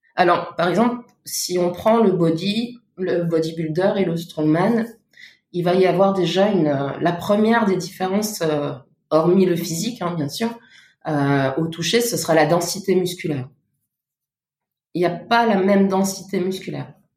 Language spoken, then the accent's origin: French; Luxembourg; moved away as an adult; now in Paris, France; je viens du Luxembourg et je suis arrivée à Paris il y a il sept ans